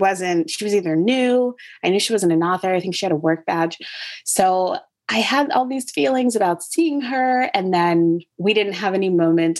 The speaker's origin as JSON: {"language": "English", "region": "Connecticut", "country": "United States", "tie": "born or raised there", "also_born_or_lived": "Chapel Hill, North Carolina", "moved": "as an adult", "lives_now": "Brooklyn, United States", "said": "I grew up in Connecticut, very in a particularly white neighborhood"}